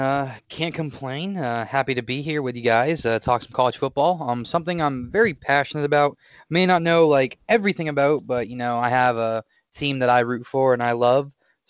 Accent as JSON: {"language": "English", "region": "Massachusetts", "country": "United States", "tie": "born or raised there", "said": "I was born and raised in Massachusetts."}